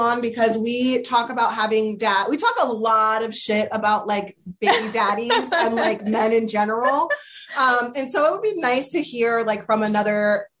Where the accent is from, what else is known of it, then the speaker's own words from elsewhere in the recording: Pennsylvania, United States; now in Delaware, United States; Yeah, I had never heard of 50-50 custody until I moved to Delaware. Yep. I came from Pennsylvania.